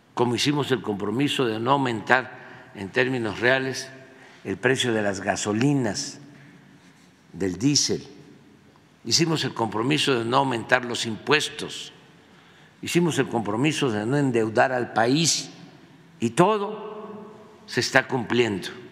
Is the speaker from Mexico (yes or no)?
yes; Mexico; somos nosotros, los mexicanos